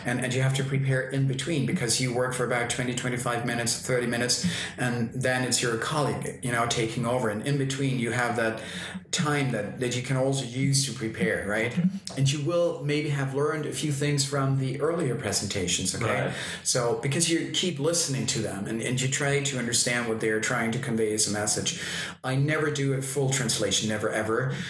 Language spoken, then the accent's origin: English; Austria; accent: Austrian German; first language German; English is a second language; since I'm Austrian, my native language is uh, Austrian German.